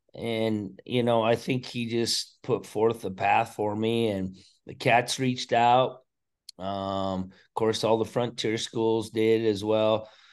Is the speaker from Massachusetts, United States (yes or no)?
no; Choteau, Montana, United States; growing up in Shoto, Montana